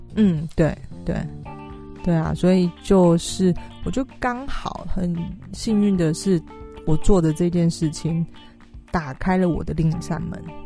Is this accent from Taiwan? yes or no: yes; Taiwan; 就是台湾人 对自己也许不是那么了解，因为我们都是填鸭式的教育长大的